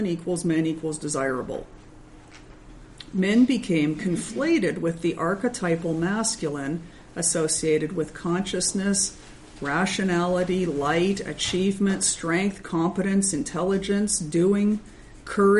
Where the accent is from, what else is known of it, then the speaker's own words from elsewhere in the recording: Minnesota, United States; I'm from Minnesota